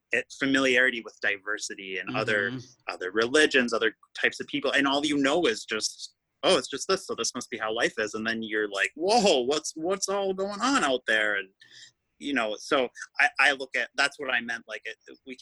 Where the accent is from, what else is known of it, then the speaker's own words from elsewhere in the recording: Wausau, Wisconsin, United States; I come from Wausau, it is very small. And I don't want to say small-minded, but I grew up very like conservative